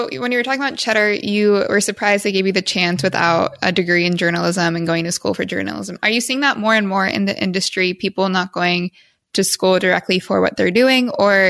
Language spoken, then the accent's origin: English; Midwest, United States; we're both from the Midwest.